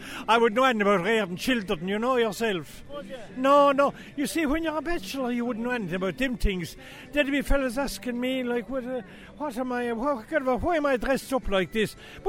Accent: Waterford, Munster, Ireland; I'm here from Waterford. Do you ever hear tell of a place called Waterford?

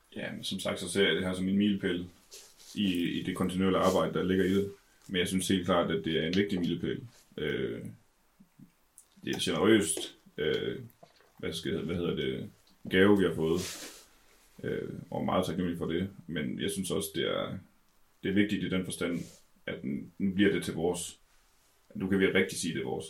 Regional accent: Denmark; vi er danskere

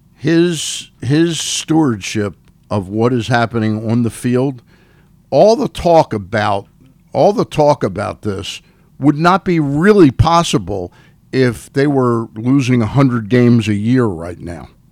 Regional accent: Washington, District of Columbia, United States; I was born in Washington, D.C., and when I was four and five years old

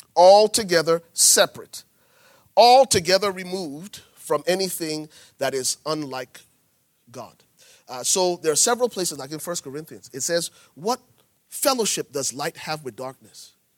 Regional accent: Liberia; I'm from Liberia

